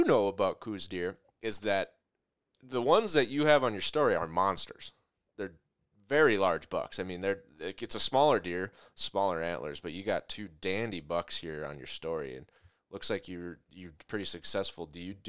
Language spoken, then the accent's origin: English; Minnesota, United States; I'm from Minnesota, so you get, a different look in Minnesota, Iowa, Wisconsin, Canada.